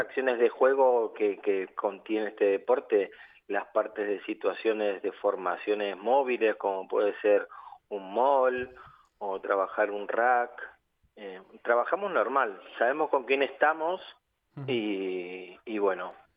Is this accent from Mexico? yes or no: no; Argentina; now in Valencia, Spain; soy de Argentina